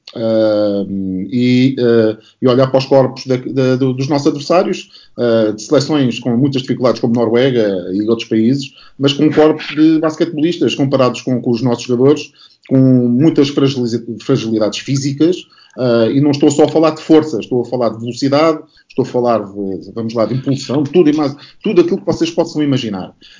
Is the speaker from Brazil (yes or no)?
no; Setúbal, Portugal; also born or lived in Barreiro; eu originalmente sou de, de Setúbal e, e do Barreiro